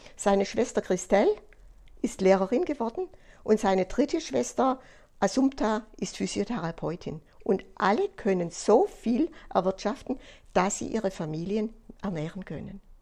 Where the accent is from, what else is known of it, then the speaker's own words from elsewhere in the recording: Germany; bei uns in Deutschland